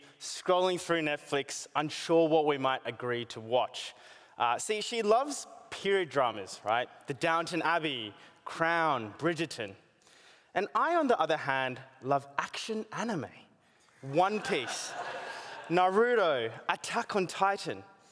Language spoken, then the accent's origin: English; Australia; growing up here as an Asian born in Australia